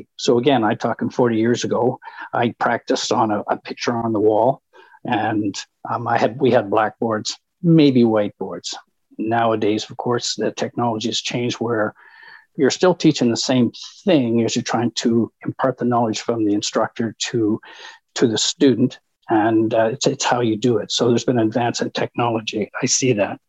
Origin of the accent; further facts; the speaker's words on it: Canada